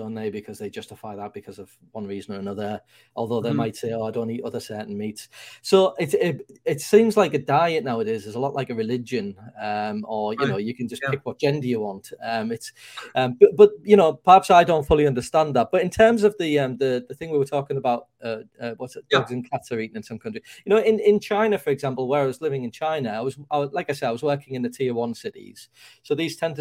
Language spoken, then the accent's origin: English; United Kingdom